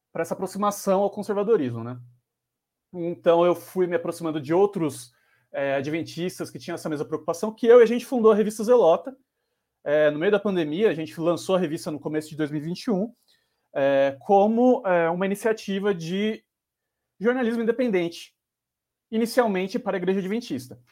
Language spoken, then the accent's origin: Portuguese; São Paulo, Brazil; Sou de quebrada aqui de São Paulo, da Zona Sul, Campo Limpo. É, cresci estudando